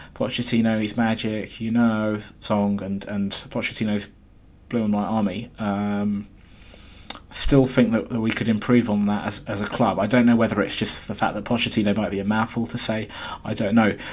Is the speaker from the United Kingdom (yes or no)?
yes; London, United Kingdom; as a Londoner